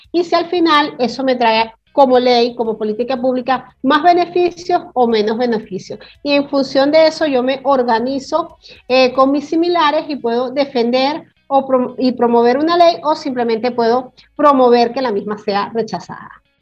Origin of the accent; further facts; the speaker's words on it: Venezuela; moved away; also born or lived in Caracas; yo soy del interior de la República